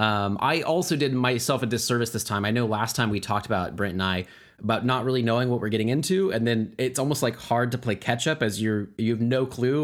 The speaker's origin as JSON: {"language": "English", "country": "United States"}